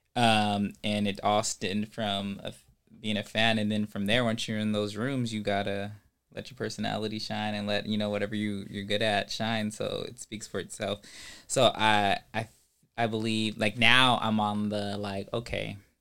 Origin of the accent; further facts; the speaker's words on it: Ventura County, California, United States; I'm from Ventura County.